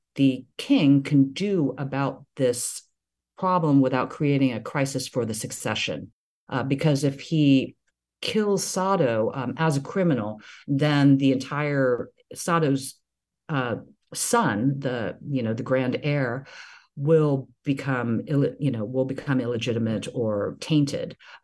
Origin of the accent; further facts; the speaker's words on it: the South, United States; growing up in the South, people in ways that are deeply binary and deeply racialized, nonetheless have a connection to place, to homeland, that I have never felt